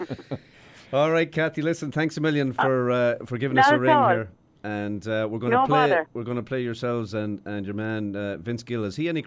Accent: Sligo, Connacht, Ireland; now in Canada; I'm from Sligo

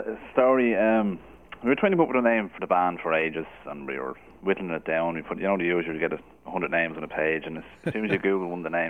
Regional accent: Dublin, Leinster, Ireland; We're all from Dublin. Yeah, it's myself and Keith are based in Dublin.

